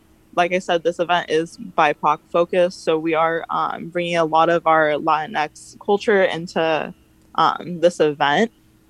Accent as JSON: {"language": "English", "town": "Escondido", "region": "California", "country": "United States", "tie": "born or raised there", "said": "Well, I grew up here in Escondido, and it definitely has always been very conservative."}